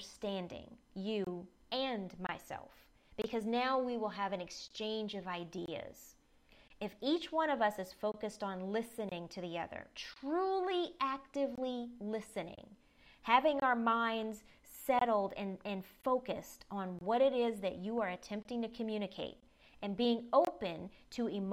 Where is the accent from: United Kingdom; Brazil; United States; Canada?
United States; the South; I grew up in the South